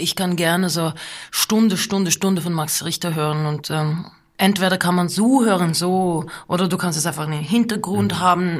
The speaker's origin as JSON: {"language": "German", "town": "Lillehammer", "region": "Innlandet", "country": "Norway", "tie": "born or raised there", "second_language": "German", "said": "Und wir sind aufgewachsen auf dieser Farm in der Nähe von Lillehammer in Norwegen"}